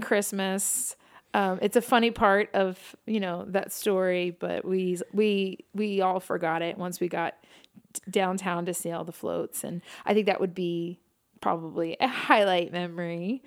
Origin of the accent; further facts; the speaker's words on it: New York City, New York, United States; growing up in New York City